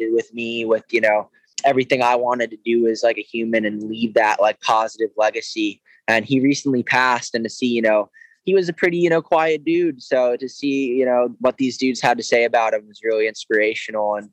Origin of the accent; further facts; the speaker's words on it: Georgia, United States; also born or lived in Lake Tahoe; now in Carlsbad, United States; a skateboarder growing up in Georgia